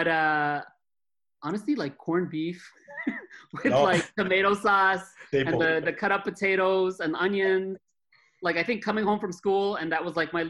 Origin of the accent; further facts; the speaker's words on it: Brossard, Quebec, Canada; also born or lived in Montreal; born Royal Vic. We grew up mostly in Brossard, though, so okay. Went from the mountain straight to the shore. But yeah, grew up there my whole life. Still living there now.